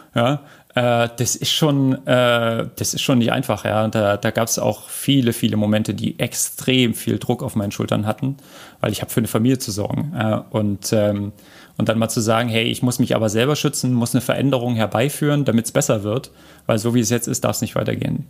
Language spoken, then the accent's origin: German; Berlin, Germany; ich komme ja aus Berlin